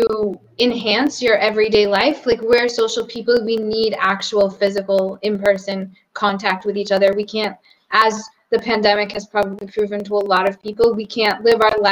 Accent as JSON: {"language": "English", "town": "Boston", "region": "Massachusetts", "country": "United States", "moved": "as an adult", "lives_now": "Portugal", "said": "I'm from Boston"}